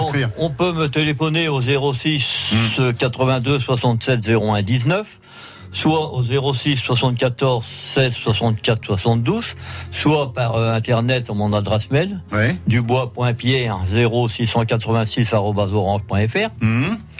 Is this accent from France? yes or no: yes; Machy, Hauts-de-France, France; j'ai pris Machi parce que c'est mon village natal